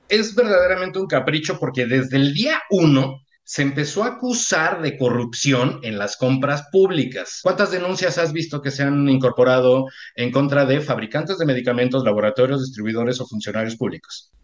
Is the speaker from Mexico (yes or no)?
yes; Mexico; soy mexicano